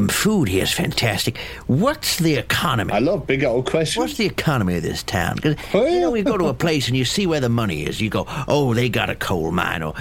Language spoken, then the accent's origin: English; Florida, United States; born there; I think I spent most of my time in in in the south. I was born in Florida.